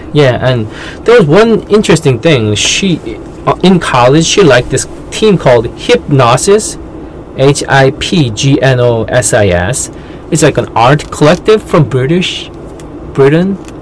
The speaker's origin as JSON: {"language": "English", "country": "South Korea", "tie": "born or raised there", "said": "born and raised in Korean culture"}